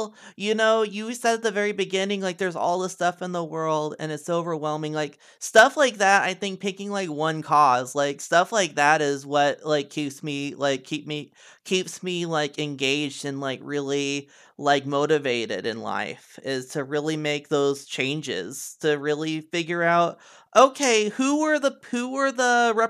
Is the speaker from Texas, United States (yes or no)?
no; Missouri, United States; I came from Missouri. I heard it all the time.